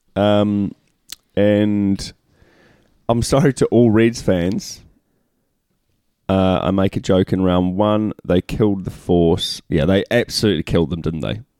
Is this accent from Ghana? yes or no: no; New Zealand; we're Kiwis